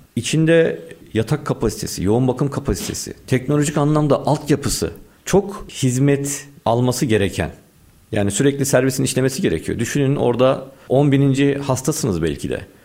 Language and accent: Turkish; Istanbul, Turkey; 1983 doğumluyum, İstanbul doğumluyum.